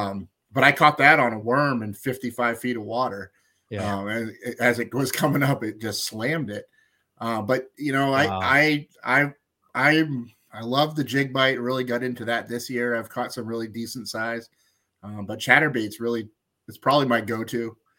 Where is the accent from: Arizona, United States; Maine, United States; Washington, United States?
Maine, United States